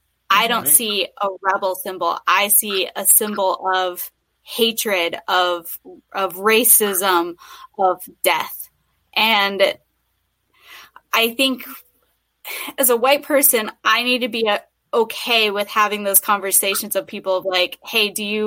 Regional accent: Iowa, United States; now in Western Pennsylvania, United States; I grew up in Iowa, which is mostly white.

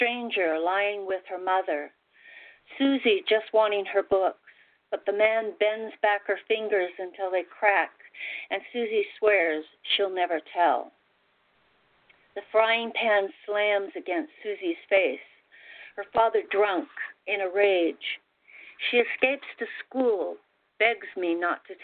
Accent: Salt Lake City, Utah, United States; I grew up in Salt Lake City with a very religious Mormon family, and very poor

